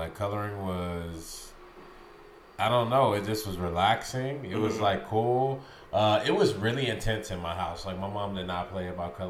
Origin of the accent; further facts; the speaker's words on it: St. Louis, Missouri, United States; St. Louis, Missouri.